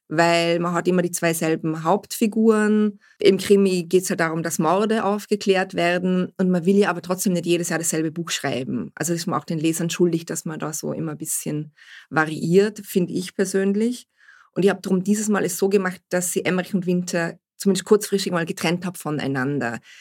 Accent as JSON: {"language": "German", "region": "Vorarlberg", "country": "Austria", "said": "ich komme aus Vorarlberg"}